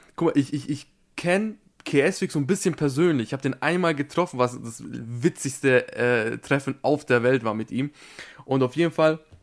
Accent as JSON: {"language": "German", "country": "Austria", "said": "ich bin Österreicher"}